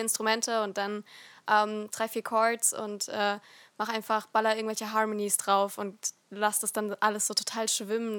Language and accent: German; Rhineland-Palatinate, Germany; ich komme nicht aus Nordrhein-Westfalen. Ähm, sondern aus Rheinland-Pfalz